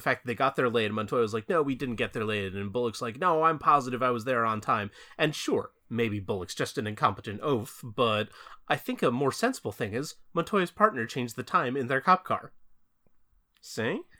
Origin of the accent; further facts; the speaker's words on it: New Jersey, United States; my home state of New Jersey